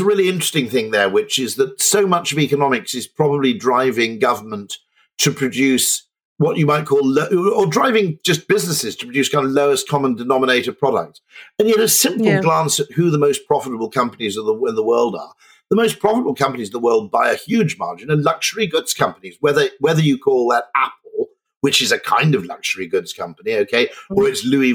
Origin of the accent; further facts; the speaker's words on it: United Kingdom; I'm not German, I'm a Brit